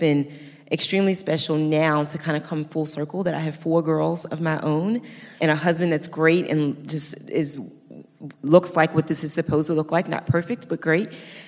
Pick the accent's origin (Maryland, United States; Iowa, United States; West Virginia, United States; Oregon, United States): Maryland, United States; Baltimore; moved away; also born or lived in New Jersey; I grew up in Baltimore, Maryland, in the inner city with just my mom.